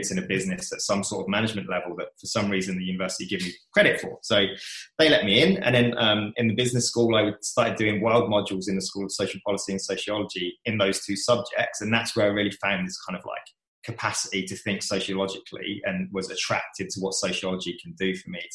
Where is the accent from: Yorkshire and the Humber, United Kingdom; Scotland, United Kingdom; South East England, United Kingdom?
South East England, United Kingdom; Kent; born or raised there; moved away as an adult; now in Melbourne, Australia